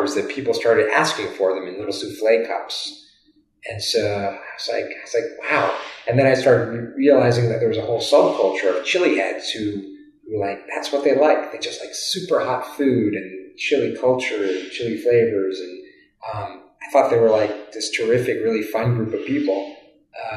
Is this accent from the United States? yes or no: yes; Virginia, United States; moved away as an adult; now in California, United States; I'm from the East Coast, originally from Virginia